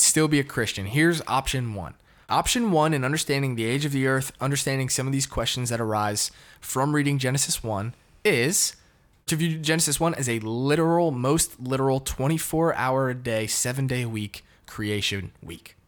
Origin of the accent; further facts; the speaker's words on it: Connecticut, United States; now in Dallas, United States; I'm from Connecticut, born and raised, shout out to New England